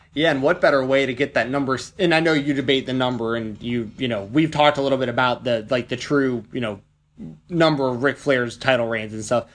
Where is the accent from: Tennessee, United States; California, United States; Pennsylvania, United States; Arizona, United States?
Tennessee, United States; Nashville; Nashville, Tennessee, my hometown